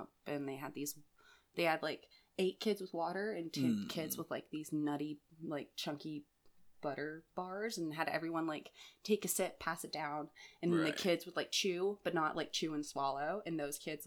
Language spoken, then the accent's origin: English; the South, United States; Being a Southerner myself